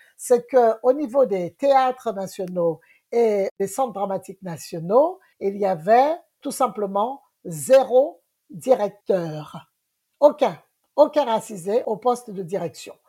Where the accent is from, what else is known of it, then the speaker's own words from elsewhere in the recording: Guadeloupe; Moi, je suis de la Guadeloupe